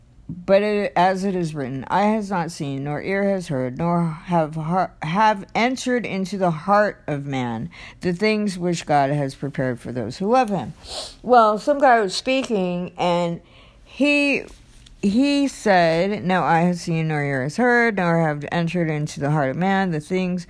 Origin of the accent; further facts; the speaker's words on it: United States; I'm in America, and I'm an American Christian